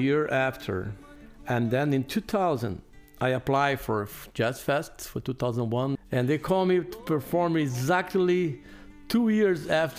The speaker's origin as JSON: {"language": "English", "town": "Porto Alegre", "region": "Rio Grande do Sul", "country": "Brazil", "moved": "as an adult", "lives_now": "New Orleans, United States", "said": "I'm from South Brazil, Porto Alegre City."}